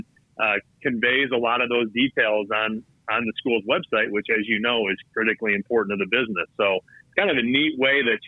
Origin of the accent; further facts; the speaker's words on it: just outside of Naperville, Illinois, United States; moved away; I'm from Illinois originally myself, up north of kind of near the city. I grew up just outside of Naperville